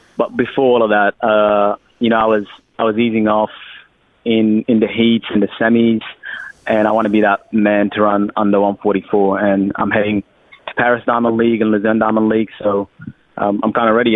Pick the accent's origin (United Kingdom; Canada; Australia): Australia; accent: Australian; also born or lived in Sudan